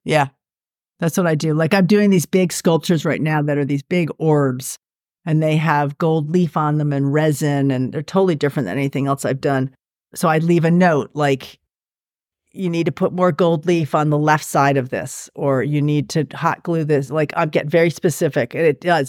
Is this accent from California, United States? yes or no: no; New York, United States; it's in New York, which is my hometown.